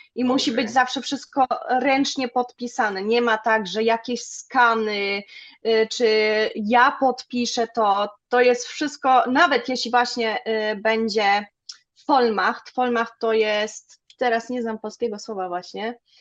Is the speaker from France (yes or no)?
no; Germany; Polish is a second language; also born or lived in Zgorzelec, Poland; Ja się tu wychowałam, jestem Niemką